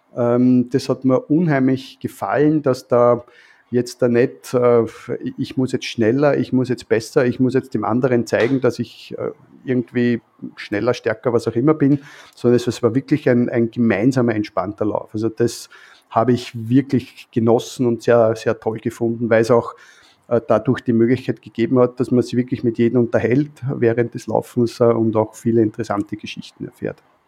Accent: Vienna, Austria; als Wiener

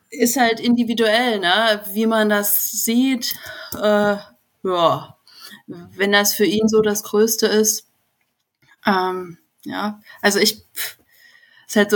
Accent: Saxony, Germany; also born or lived in Bavaria; Ich bin aus Sachsen

